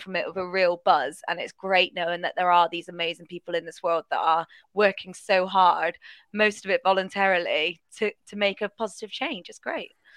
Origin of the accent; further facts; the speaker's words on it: Bristol, South West England, United Kingdom; they're in my hometown